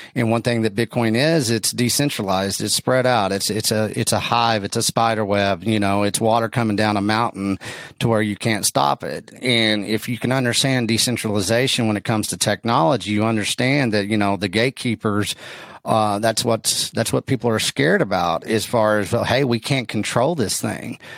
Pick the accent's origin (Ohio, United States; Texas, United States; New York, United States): Texas, United States; West; I'm from West Texas